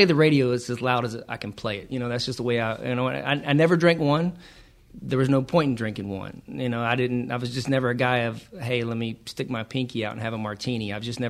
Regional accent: Georgia, United States; I am from Georgia.

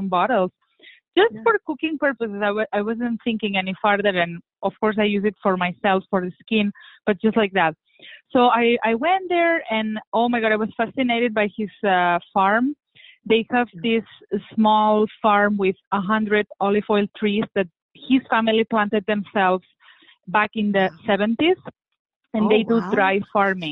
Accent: Barcelona, Catalonia, Spain; I'm originally from Spain. I'm originally from Barcelona, which is a very Mediterranean city.

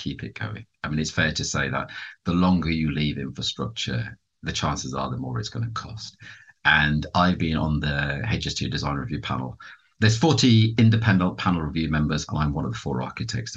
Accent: London, United Kingdom; as a Londoner

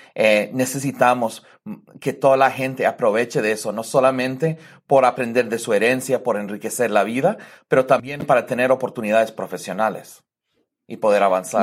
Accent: Madison, Wisconsin, United States; also born or lived in Mexico; yo crecí aquí en Madison principalmente

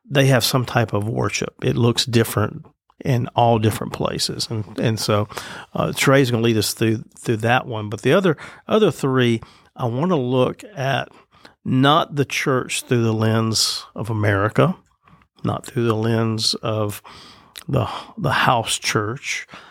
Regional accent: Citronelle, Alabama, United States; I grew up in Citronelle, Alabama, which is North Mobile County.

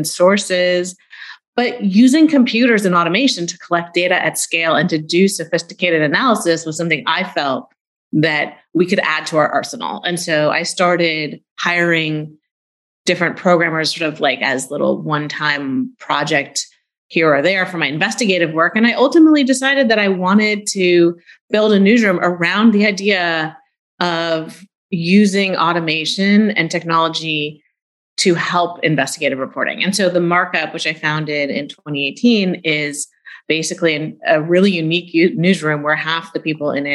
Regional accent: Silicon Valley, California, United States; I grew up in Silicon Valley.

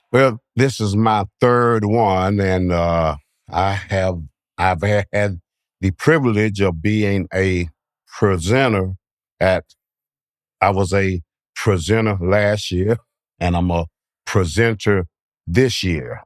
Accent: Bainbridge, Georgia, United States; I'm from Bainbridge, Georgia

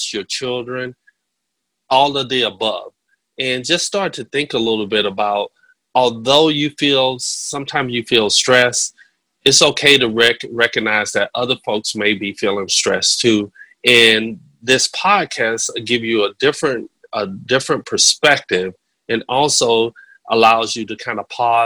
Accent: Pensacola, Florida, United States; accent: Southern; Pensacola, Florida.

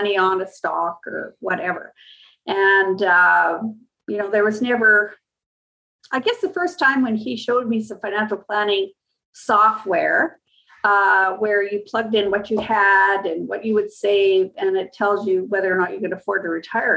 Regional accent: Prince Albert, Saskatchewan, Canada; moved away as an adult; also born or lived in Edmonton / Vancouver / Manitoba; I came back to Saskatchewan with a firm that hired me to open an office in my hometown called Prince Albert

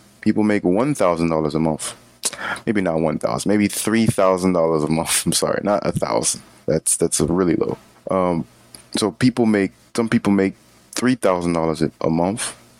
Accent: Florida, United States; I'll have to pay an extra fee because I'm not from New York, I'm from Florida, for example.

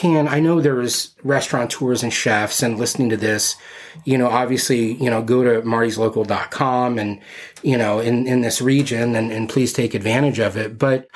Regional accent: West Coast, United States; also born or lived in Arizona; I've been here 12 years, but like I'm from the West Coast. Part of my growing up time, I was down in Arizona. So, being in Tucson, you had Wilcox and you had some farms.

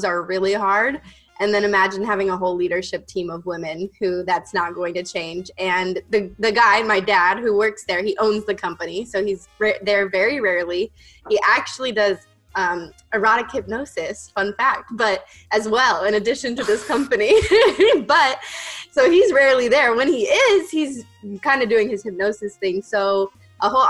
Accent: Las Vegas, Nevada, United States; moved away; I'm from Las Vegas and born and raised there.

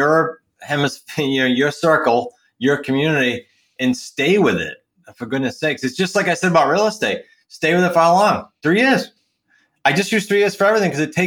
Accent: New England, United States; accent: New England; my New England accent

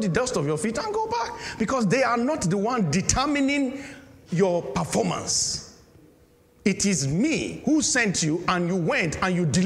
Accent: Nigeria; moved away as an adult; now in United Kingdom; I am a Nigerian as well.

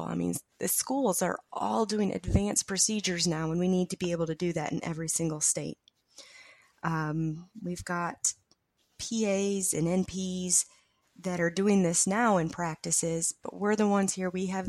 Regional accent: North Carolina, United States; I'm from North Carolina.

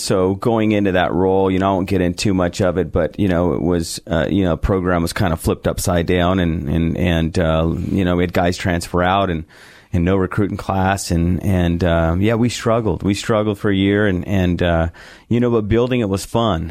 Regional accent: San Diego, California, United States; moved away as an adult; also born or lived in Bakersfield, California / Alamosa, Colorado; now in Boise, United States; I grew up in San Diego

